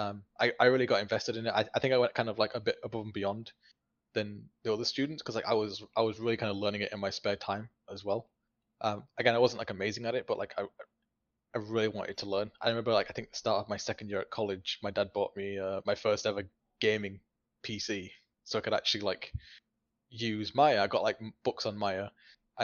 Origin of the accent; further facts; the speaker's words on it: Bradford, Yorkshire and the Humber, United Kingdom; I went to like open day for Bradford College, which is my hometown